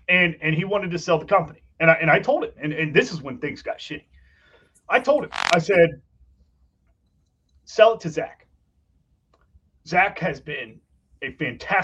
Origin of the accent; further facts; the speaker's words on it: Ohio, United States; I was born in Ohio and we've lived here ever since